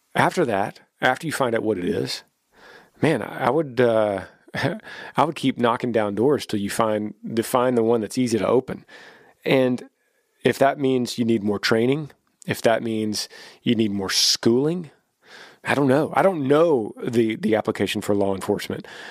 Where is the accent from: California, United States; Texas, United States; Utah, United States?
Texas, United States; our home state of Texas